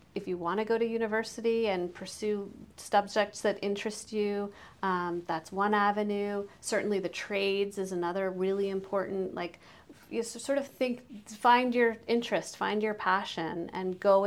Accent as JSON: {"language": "English", "country": "United States", "moved": "as an adult", "lives_now": "Canada", "said": "I'm an American"}